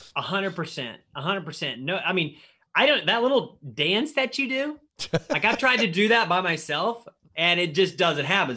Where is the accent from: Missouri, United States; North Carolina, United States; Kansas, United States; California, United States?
Missouri, United States; where I grew up in Missouri